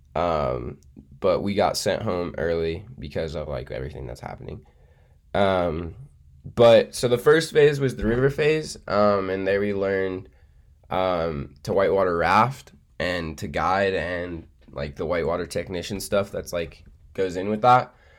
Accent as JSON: {"language": "English", "town": "Boulder", "region": "Colorado", "country": "United States", "said": "I'm from Boulder."}